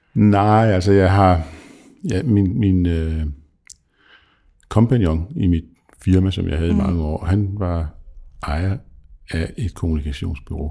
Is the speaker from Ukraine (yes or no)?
no; South Jutland, Southern Denmark, Denmark; som Sønderjyde